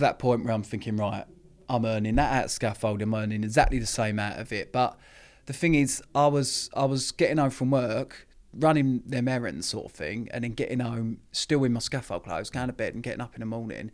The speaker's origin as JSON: {"language": "English", "town": "Epping", "region": "East of England", "country": "United Kingdom", "tie": "born or raised there", "also_born_or_lived": "Harlow", "said": "I was brought up in a little town, Epping, which is in Essex."}